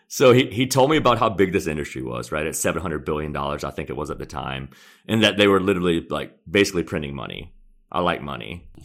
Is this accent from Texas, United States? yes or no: no; Conyers, Georgia, United States; also born or lived in Seoul, South Korea; I grew up in Conyers, which is a, a small town outside of Atlanta and your traditional Southern upbringing